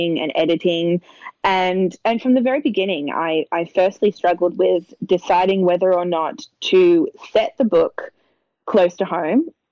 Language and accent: English; Mornington Peninsula, Victoria, Australia; I grew up in the Mornington Peninsula. It's where I still live.